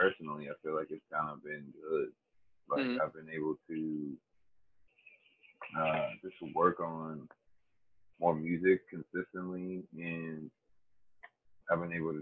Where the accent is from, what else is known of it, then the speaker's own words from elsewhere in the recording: Canonsburg, Pennsylvania, United States; also born or lived in Washington, Pennsylvania; I am from Canonsburg, Pennsylvania. I was born in Washington, Pennsylvania